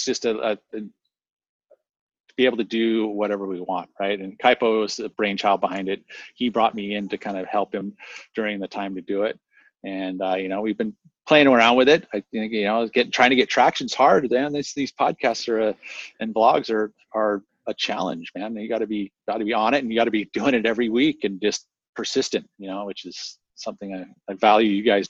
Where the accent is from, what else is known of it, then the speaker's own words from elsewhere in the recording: La Selva Beach, California, United States; I mean, with the beach breaks, like where I grew up in La Selva, which is just south of town here, we got that rain going.